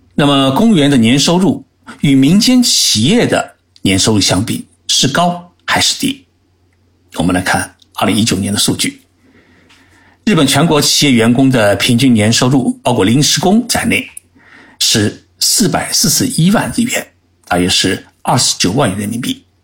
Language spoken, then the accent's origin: Chinese; China; now in Japan; 我们中国人是全世界最会做生意的人